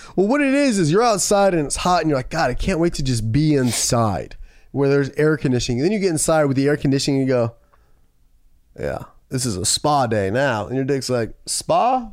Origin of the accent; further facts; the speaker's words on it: Camarillo, California, United States; my hometown in that, Camarillo